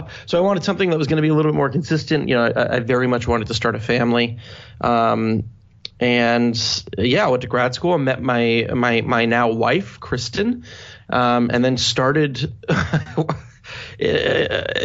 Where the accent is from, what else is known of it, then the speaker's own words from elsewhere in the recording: Maryland, United States; moved away as an adult; now in New York, United States; I was born and raised in Maryland, lived there until I was 18